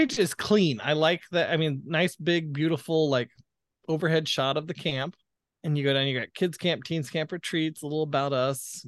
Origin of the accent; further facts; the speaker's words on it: the American South, United States; accent: southern; my southern accent is starting to come out